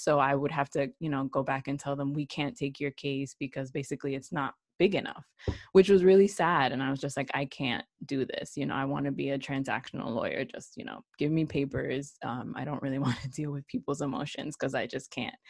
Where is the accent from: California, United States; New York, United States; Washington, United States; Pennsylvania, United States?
New York, United States; New York City; also born or lived in Puerto Rico; originally from New York City